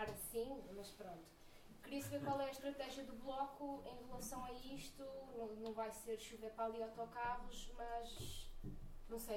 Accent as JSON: {"language": "Portuguese", "town": "Moimenta da Beira", "region": "Norte", "country": "Portugal", "said": "eu venho de uma aldeia Moimenta da Beira, onde há um único autocarro de manhã, outro à tarde, quando há aulas."}